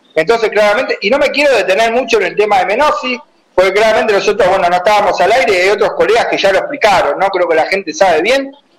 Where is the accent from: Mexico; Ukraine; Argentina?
Argentina; en mi país